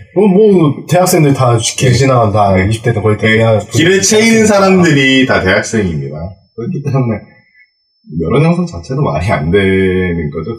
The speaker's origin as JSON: {"language": "Korean", "town": "Bonghwa", "region": "North Gyeongsang", "country": "South Korea", "tie": "born or raised there", "said": "저는 경상북도 봉화라는"}